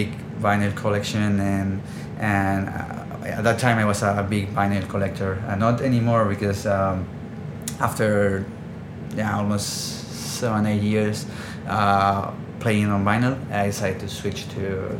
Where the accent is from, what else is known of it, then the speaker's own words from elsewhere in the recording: Barcelona, Catalonia, Spain; I'm born and raised in Barcelona